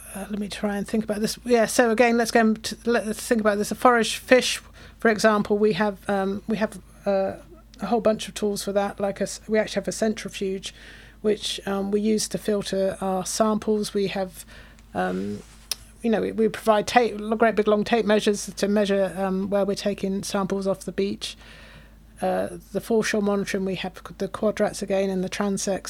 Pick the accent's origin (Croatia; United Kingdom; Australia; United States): United Kingdom; now in Cortes Island, Canada; you can hear my accent. Come, I come from the UK.